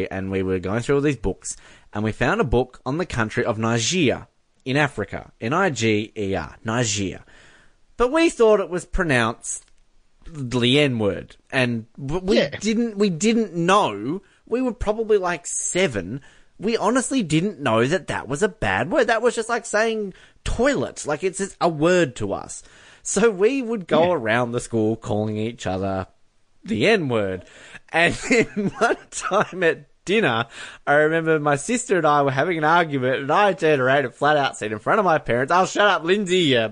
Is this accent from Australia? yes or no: yes; Australia; I'm Australian. I'm proud of it.